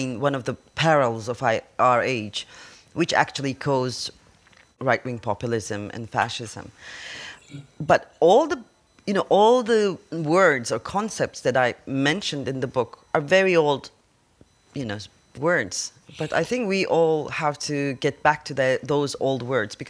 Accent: Turkey; I come from Turkey

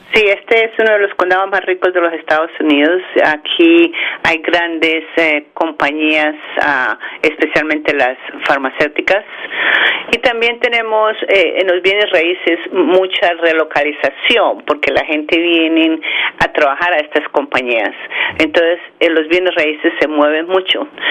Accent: Bogotá, Colombia; also born or lived in Morris County, New Jersey; now in New Jersey, United States; Yo nací en Bogotá, Colombia

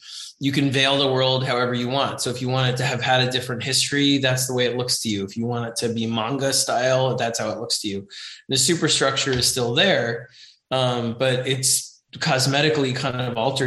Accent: New York City, New York, United States; growing up in New York City

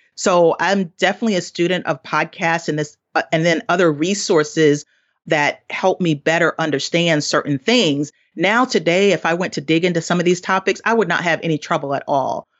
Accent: the South, United States; I grew up in poverty in the South

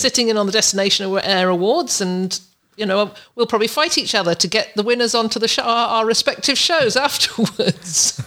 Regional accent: Canada; I've nearly overstayed my welcome in the U S as a, as a Canadian, only allowed a certain amount of days in the U S

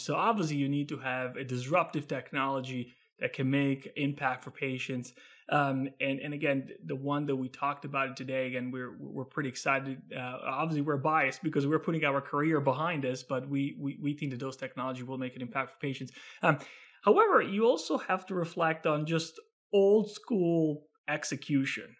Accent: Italy; moved away; I'm originally from Italy, from beautiful Italy, born and raised there.

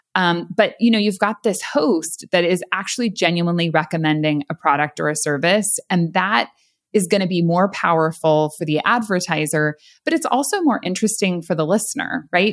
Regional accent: San Luis Obispo County, California, United States; moved away as an adult; now in Florida, United States; I actually grew up in San Luis Obispo County area in California

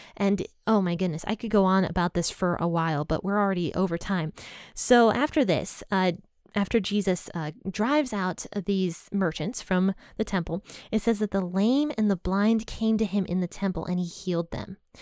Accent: United States; I'm from America

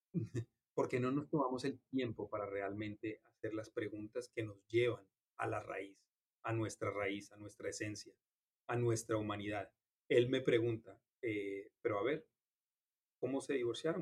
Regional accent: Colombia; now in Miami, United States; crecí en una familia en Colombia

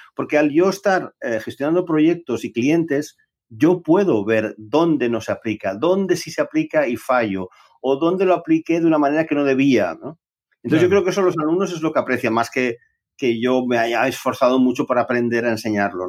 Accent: Barcelona, Catalonia, Spain; yo nací allá por los años 60, en Barcelona, en, Barcelona ciudad.

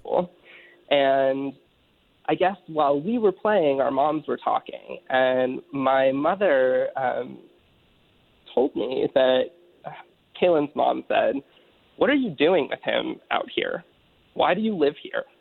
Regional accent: Pennsylvania, United States; growing up in Pennsylvania and having just you know responsible family

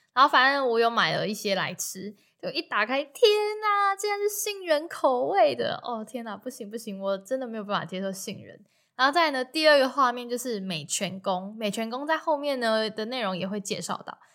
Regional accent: Taiwan; 然后我就说台湾

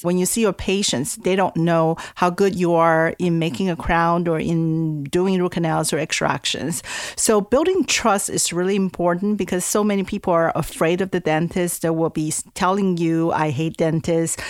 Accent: Taiwan; English is a second language; moved away as an adult; also born or lived in California, United States / East Coast, United States; now in United States; I'm originally from Taiwan. I came to the U S when I was eighteen years old for college

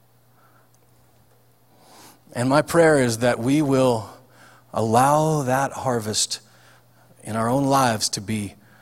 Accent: Nebraska, United States; I'm from Nebraska

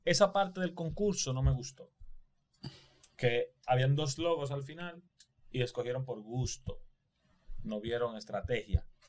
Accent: Dominican Republic; nosotros somos una islita de mierda comparado con Brasil

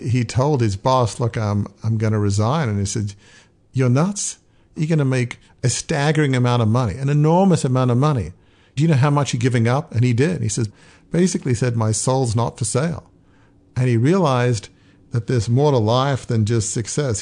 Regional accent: Australia; moved away; I grew up in Australia

